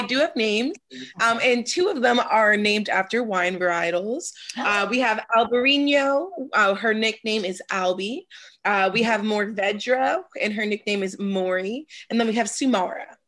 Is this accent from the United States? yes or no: yes; Washington, District of Columbia, United States; moved away as an adult; now in California, United States; I'm a first generation native of Washington, D.C. So I grew up in Northwest.